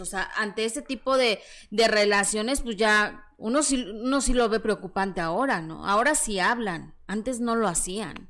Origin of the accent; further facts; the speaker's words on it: Mexico City, Mexico; estoy muy orgullosa de mis orígenes, así que de Peralvillo para el mundo.